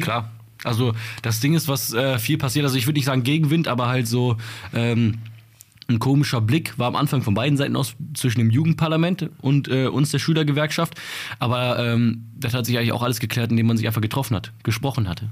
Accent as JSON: {"language": "German", "town": "Bottrop", "region": "North Rhine-Westphalia", "country": "Germany"}